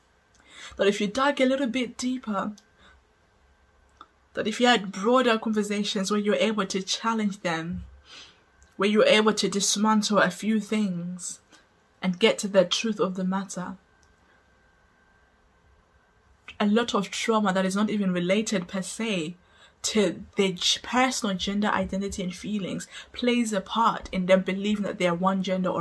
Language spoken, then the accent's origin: English; Zimbabwe; I grew up in Zimbabwe